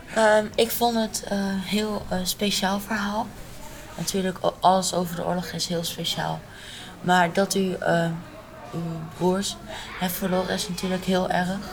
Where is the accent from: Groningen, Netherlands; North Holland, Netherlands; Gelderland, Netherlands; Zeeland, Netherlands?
Gelderland, Netherlands; Arnhem; ik kom uit Arnhem